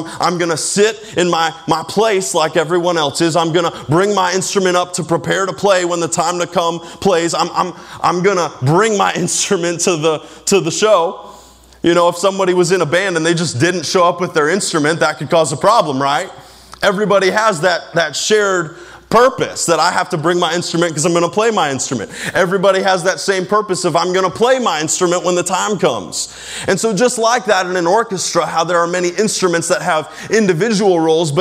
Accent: United States; as an American

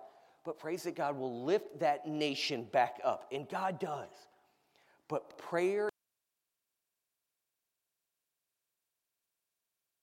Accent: United States; I, as an American

